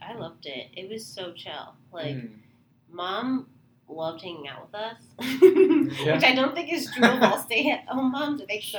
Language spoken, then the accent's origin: English; San Diego, California, United States; moved away as an adult; now in San Francisco, United States; Yeah, so I'm from San Diego, California. Born and raised, entire life, 18 years, well, entire childhood.